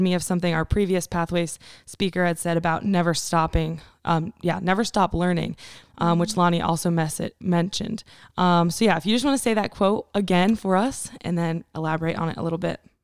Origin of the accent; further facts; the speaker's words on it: Canton, Pennsylvania, United States; I'm from Northeast Pennsylvania, a little town of Canton